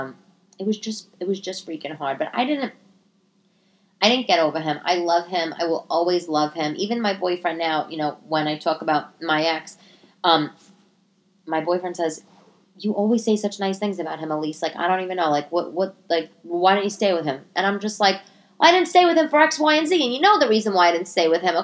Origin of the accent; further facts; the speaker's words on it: New York, United States; also born or lived in Italy; I'm Italian, you know, born and raised in New York.